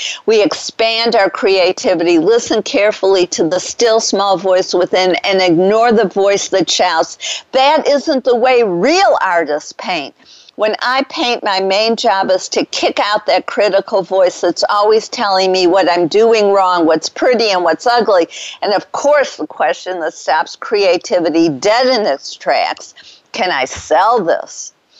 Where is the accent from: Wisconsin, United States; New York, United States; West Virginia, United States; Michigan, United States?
Michigan, United States; Detroit; now in Dallas, United States; It's a robin, which was my favorite bird growing up in Detroit.